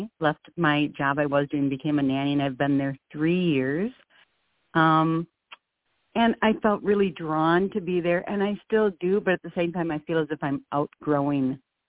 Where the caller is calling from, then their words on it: Minneapolis, Minnesota, United States; Minneapolis, and my birthday is 6-8-65.